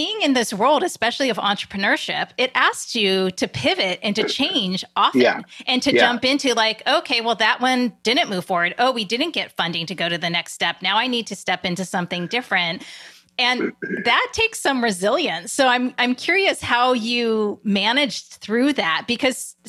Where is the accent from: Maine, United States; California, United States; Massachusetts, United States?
California, United States; Silicon Valley; I grew up in Silicon Valley